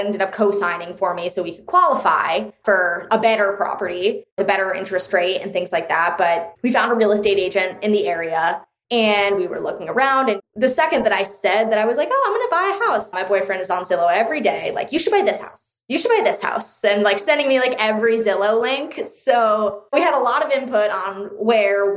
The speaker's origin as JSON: {"language": "English", "region": "Connecticut", "country": "United States", "tie": "born or raised there", "said": "I grew up in Connecticut, which is kind of like more well-off state"}